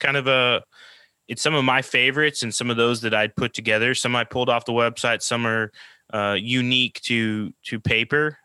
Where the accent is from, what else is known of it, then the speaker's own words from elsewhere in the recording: Oklahoma, United States; moved away as an adult; also born or lived in New Orleans, Louisiana / California; I, I grew up in Oklahoma, like middle of the country, the U.S.